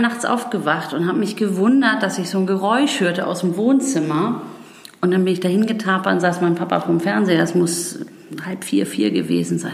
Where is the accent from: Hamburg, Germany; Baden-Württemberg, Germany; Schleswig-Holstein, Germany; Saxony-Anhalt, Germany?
Schleswig-Holstein, Germany; Bargteheide; moved away as an adult; also born or lived in Freiburg / England / New York; zurück in den Norden zu mhm. gehen wo meine Heimat ist, wo mein Herz hängt